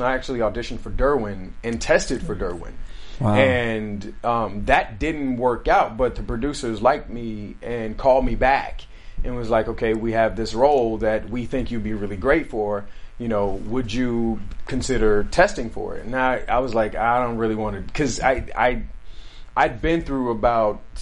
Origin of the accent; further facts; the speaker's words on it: Alabama, United States; now in California, United States; at home with my family in Alabama